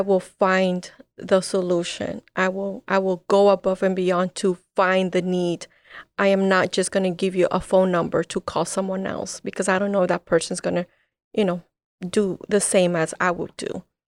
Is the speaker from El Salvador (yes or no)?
yes; El Salvador; now in United States; I'm from El Salvador. My parents left El Salvador because of the war